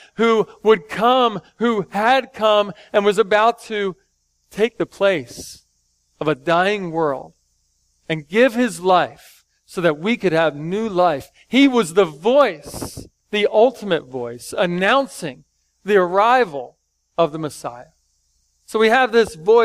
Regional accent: Philadelphia, Pennsylvania, United States; I grew up watching him in Philly back in the day. I'm 4 or 5 years old playing basketball

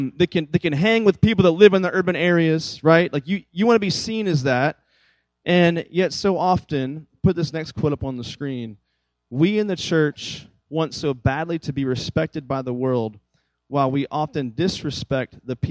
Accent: Catlett, Virginia, United States; now in Temple, Texas, United States; the town I actually grew up in, do you know what it's called? It's called, ready? Catlett, Virginia.

